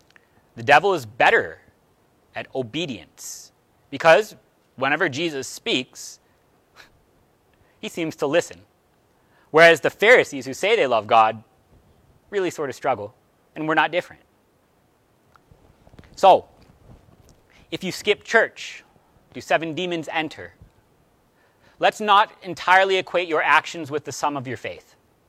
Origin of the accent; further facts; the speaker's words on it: Cleveland, Ohio, United States; born there; I was born in Cleveland. I was raised a Browns fan.